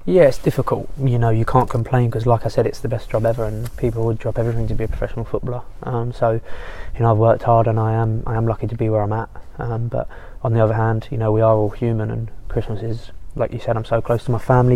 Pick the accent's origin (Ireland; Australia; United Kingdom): United Kingdom; Colchester, East of England; moved away as an adult; now in Manchester, United Kingdom; I grew up in Colchester with my mum, dad, two brothers.